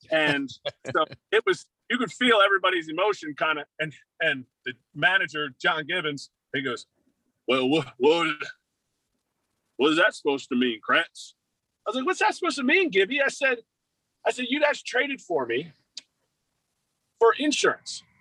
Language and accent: English; Philadelphia, Pennsylvania, United States; As a backup catcher, you know I'm from Philadelphia.